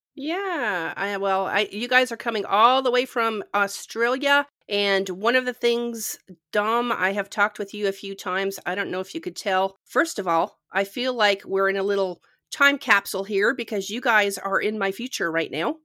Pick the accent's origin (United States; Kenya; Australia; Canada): Canada; When I was growing up in Canada